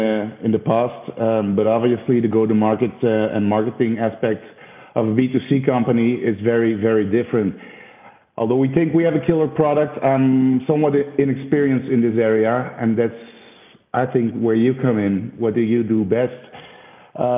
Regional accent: Belgium; I'm from Belgium.

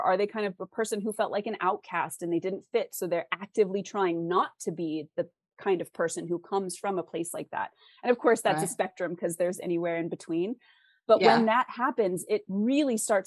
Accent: West Coast, United States; I'm from the West Coast

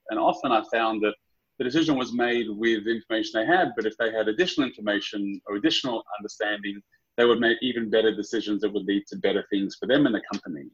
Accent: Sydney, New South Wales, Australia; moved away; born and raised out of Sydney, um, Aussie through and through

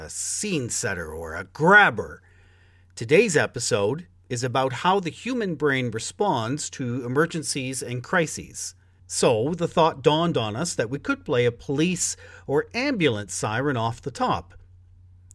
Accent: Toronto, Ontario, Canada; I grew up in Scarborough, so where you work is definitely my neck of the woods.

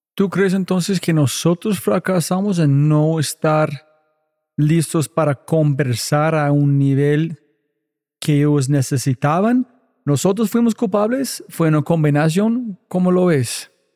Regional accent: United States; Spanish is a second language; soy gringo en todo.

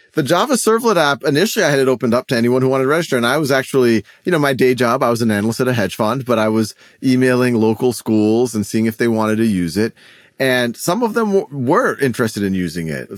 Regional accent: New Orleans, Louisiana, United States; moved away as an adult; also born or lived in Boston; I was born and raised in New Orleans

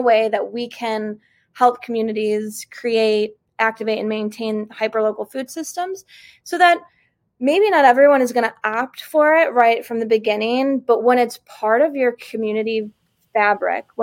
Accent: Chicago, Illinois, United States; moved away as an adult; also born or lived in Austin, Texas; I grew up in Chicago. So born and raised in Chicago, and I moved to Texas in 2011.

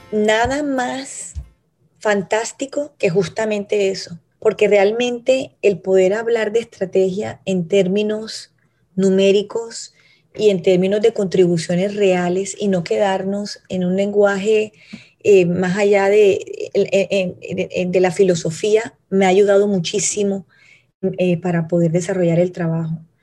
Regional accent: Cartagena, Bolívar, Colombia; como cartagenera, como colombiana

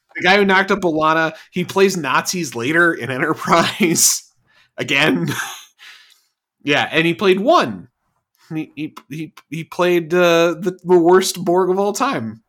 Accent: Florida, United States; I'm from Florida

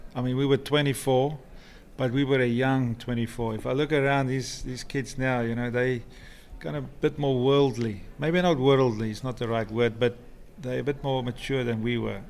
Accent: South Africa; moved away as an adult; also born or lived in London, United Kingdom; now in Florida, United States; where I come from in South Africa, we only about I think there's only about 20,000 people in this little town where, where I live

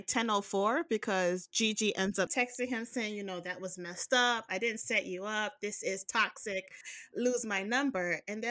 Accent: New York, United States; we grew up in New York

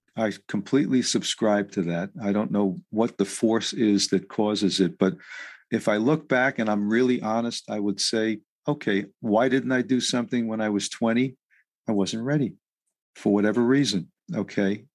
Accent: New York City, New York, United States; I was raised in New York City

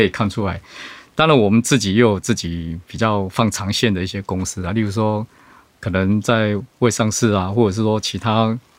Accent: Taiwan; 所以我们台湾这边可能很需要储能这块相关的建设

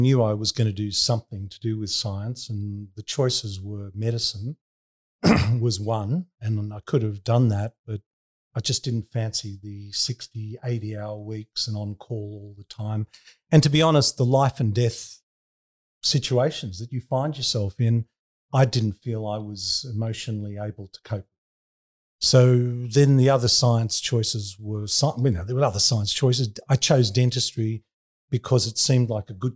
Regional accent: Sydney, New South Wales, Australia; also born or lived in Bronte; I grew up in Bondi and I hung out at Bondi Beach

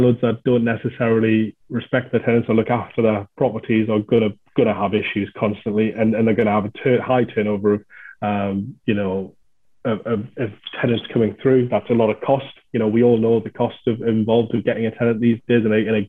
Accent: the North East, North East England, United Kingdom; I'm from the Northeast

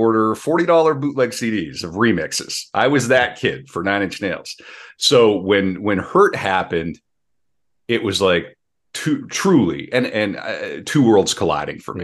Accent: North Dakota, United States; growing up in North Dakota, uh, my great aunt and great uncle helped raise me.

